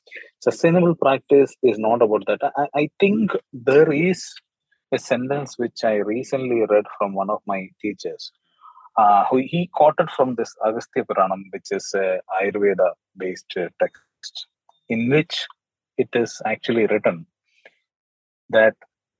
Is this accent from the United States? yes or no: no; Dubai, United Arab Emirates; I was born in Dubai and I was raised as a particular city child.